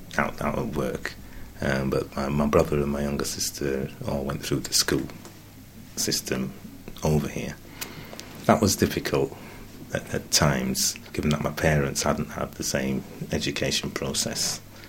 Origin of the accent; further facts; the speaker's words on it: Leeds, Yorkshire and the Humber, United Kingdom; also born or lived in Curaçao; Well, I was born in Curaçao, which is the Dutch West Indies. My mother was from St. Kitts, Dutch West Indies, and my father from Nevis. My parents, myself, my brother and two sisters came to England and to Leeds in 1960